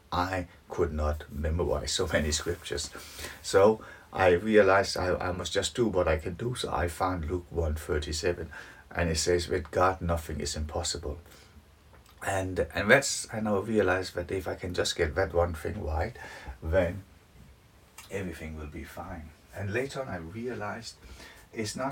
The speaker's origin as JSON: {"language": "English", "country": "Denmark", "moved": "as an adult", "lives_now": "United Kingdom", "said": "Originally, I'm from Denmark, but I have lived in the UK for nearly 30 years now."}